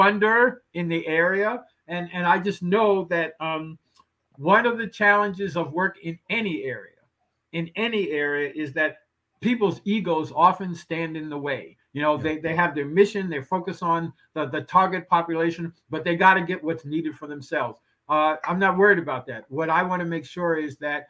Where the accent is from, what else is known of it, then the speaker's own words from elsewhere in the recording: New York City, New York, United States; I grew up in the Patterson Housing Projects in the 1950s